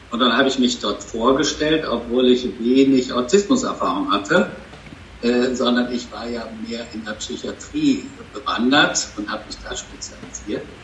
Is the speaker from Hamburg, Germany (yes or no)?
no; Bonn, North Rhine-Westphalia, Germany; born there; now in Cologne, Germany; Kölner, gebürtiger Bonner, aber jetzt schon